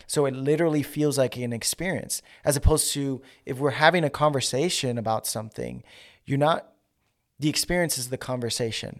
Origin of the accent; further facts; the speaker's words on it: New York, United States; moved away; also born or lived in Georgia; I'm from New York